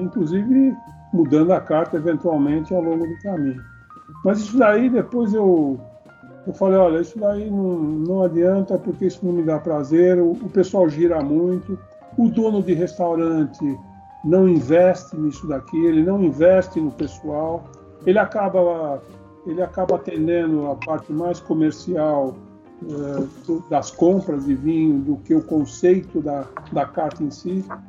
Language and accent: Portuguese; Brazil; sou brasileiro